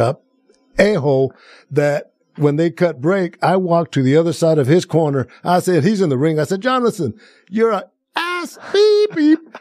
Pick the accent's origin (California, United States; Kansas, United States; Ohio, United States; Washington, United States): California, United States; Planada; now in Las Vegas, United States; my hometown of Planada